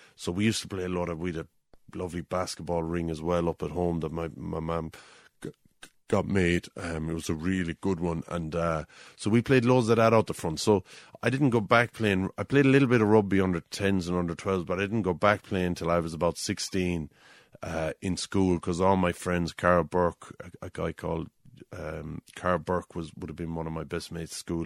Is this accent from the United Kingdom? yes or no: no; Drombanna, Limerick, Munster, Ireland; I grew up in Drumbana, which is, um, on the Old Cork Road on the way to Kilmallock